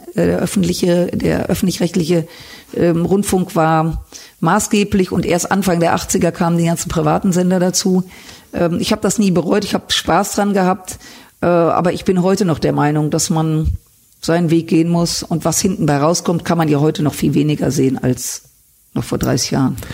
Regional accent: Düsseldorf, North Rhine-Westphalia, Germany; Ich bin in Düsseldorf geboren, aufgewachsen

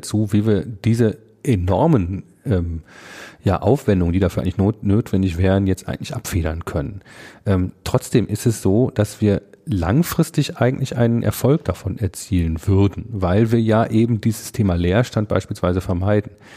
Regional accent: Münsterland, North Rhine-Westphalia, Germany; now in Ruhr area, Germany; ich komme ja gebürtig aus dem Münsterland, bin also zugereister

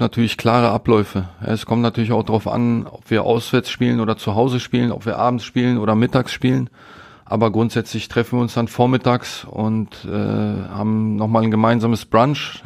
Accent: Berlin, Germany; also born or lived in Katowice, Poland; now in Essen, Germany; so ein Kiez, ne, wo ich groß geworden bin

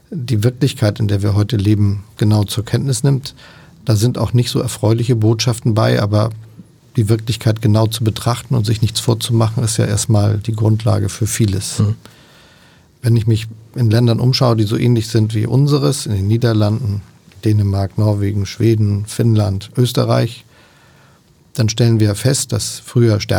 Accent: Hamburg, Germany; komme aus Hamburg und ich rede nicht so

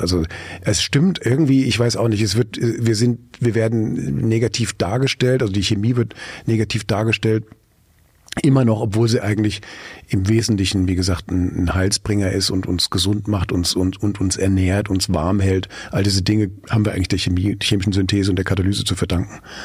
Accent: Frankfurt, Hesse, Germany; now in Mülheim an der Ruhr, Germany; in meiner Heimatstadt äh, äh, Frankfurt

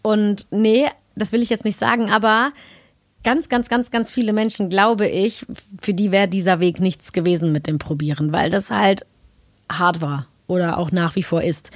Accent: Cologne, North Rhine-Westphalia, Germany; Köln ja auch meine Heimat ist

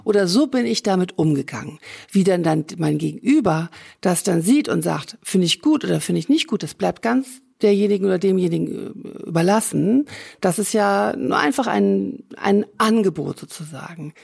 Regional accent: Hamburg, Germany; moved away as an adult; also born or lived in Rhine-Main area; now in Essen, Germany; Ich bin in Hamburg geboren.

